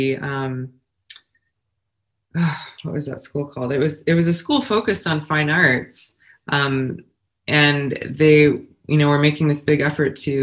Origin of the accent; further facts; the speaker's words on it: Colorado Springs, Colorado, United States; I grew up in Colorado Springs. My dad was in the Army and retired in Colorado Springs